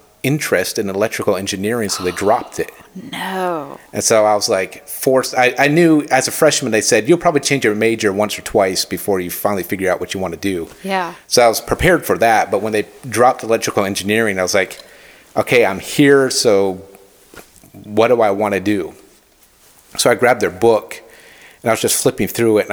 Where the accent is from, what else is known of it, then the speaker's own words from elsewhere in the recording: Burlington, Vermont, United States; now in Atlanta, United States; Originally born and raised in Burlington, Vermont.